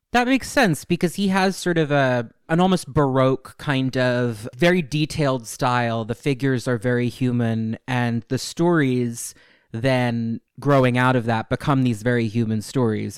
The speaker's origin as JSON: {"language": "English", "area": "Westchester", "region": "New York", "country": "United States", "tie": "born or raised there", "lives_now": "New York City, United States", "said": "I'm from New York. I grew up in Westchester, actually, where the X-Men are, but I was born in the city"}